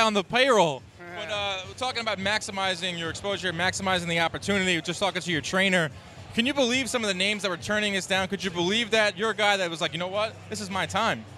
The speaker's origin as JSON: {"language": "English", "town": "New York City", "region": "New York", "country": "United States", "said": "I'm a New Yorker"}